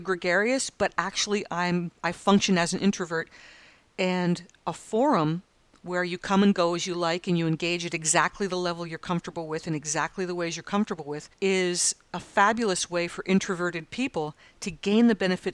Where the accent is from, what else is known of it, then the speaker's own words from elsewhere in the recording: United States; moved away as an adult; now in Australia; as an American